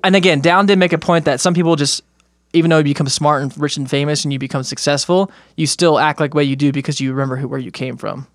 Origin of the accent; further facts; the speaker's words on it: United States; growing up in America, not learning much about other countries